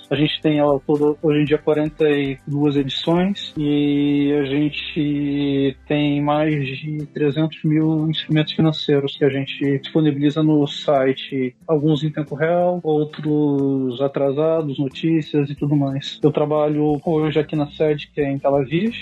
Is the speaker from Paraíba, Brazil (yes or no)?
no; Taubaté, São Paulo, Brazil; also born or lived in Brookline, United States / Rio de Janeiro; now in Israel; nasci no interior de São Paulo, na cidade de Taubaté, vivi lá por alguns anos